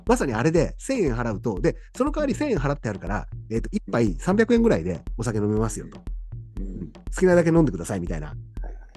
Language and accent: Japanese; Ina, Nagano, Japan; moved away; 俺ちょくちょく稲には帰ってるつもりだし